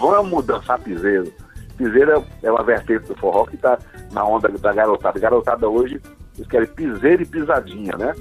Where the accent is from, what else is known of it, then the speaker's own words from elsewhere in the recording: Maceió, Alagoas, Brazil; also born or lived in Salvador, Bahia; eu sou o alagoano mais baiano do Brasil